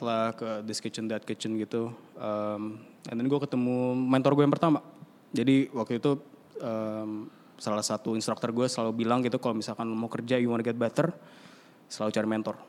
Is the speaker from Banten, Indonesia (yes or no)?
yes; South Tangerang, Banten, Indonesia; di rumah kita yang saking kecilnya itu di Bintaro